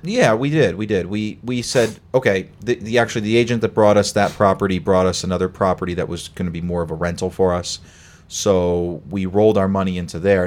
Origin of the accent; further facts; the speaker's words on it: Connecticut, United States; moved away as an adult; now in Boston, United States; I came from Connecticut originally